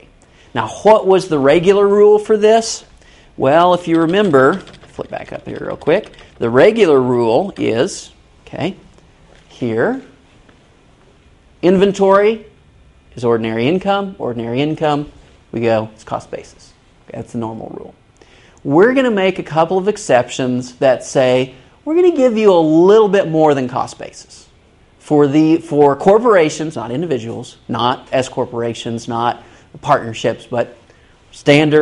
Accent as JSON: {"language": "English", "town": "Kansas City", "country": "United States", "moved": "yes", "said": "I'm originally from Kansas City."}